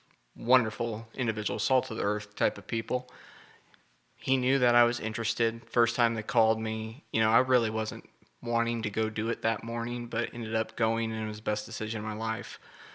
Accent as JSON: {"language": "English", "town": "Rockport", "region": "Missouri", "country": "United States", "tie": "born or raised there", "also_born_or_lived": "Kansas City", "moved": "as an adult", "lives_now": "Parsons, United States", "said": "Originally from Rockport, Missouri. That's my hometown."}